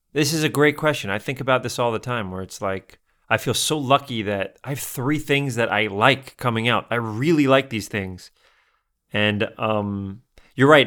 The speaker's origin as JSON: {"language": "English", "town": "New York City", "region": "New York", "country": "United States", "said": "My parents who are from the Bronx, I'm from North Bronx, they're from the South Bronx"}